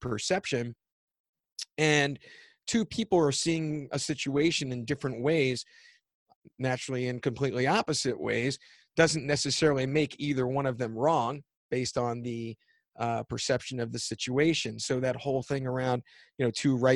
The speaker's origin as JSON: {"language": "English", "town": "Philadelphia", "region": "Pennsylvania", "country": "United States", "said": "I'm from Philadelphia. I'm an East Coast guy."}